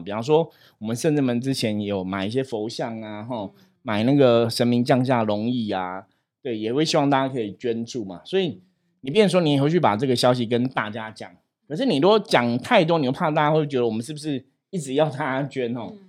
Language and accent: Chinese; Taipei, Taiwan; 我自己是台北的人，就是我小时候就是在士林出生嘛。那我爸爸这边的亲戚、阿嬷什么都是在士林